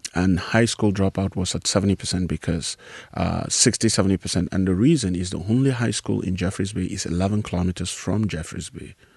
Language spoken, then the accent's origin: English; Nigeria; moved away as an adult; also born or lived in South Africa; now in United States; I grew up in Nigeria in a very large family